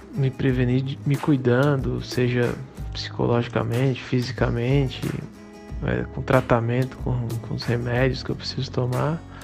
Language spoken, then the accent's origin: Portuguese; Campina Grande, Paraíba, Brazil; now in Paulínia, Brazil; sou natural de Campina Grande, na Paraíba, atualmente moro em Paulínia, São Paulo.